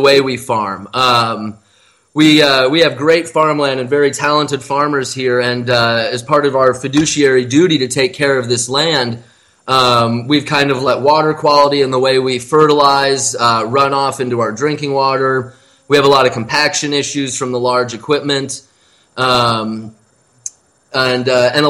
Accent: Iowa, United States; moved away; my home state

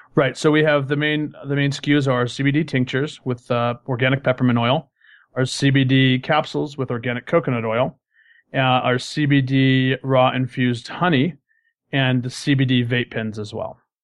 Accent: Colorado, United States; moved away as an adult; I'm originally from Colorado

